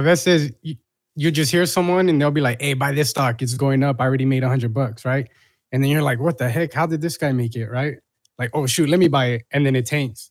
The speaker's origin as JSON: {"language": "English", "town": "Long Beach", "region": "California", "country": "United States", "said": "I'm a kid from Long Beach."}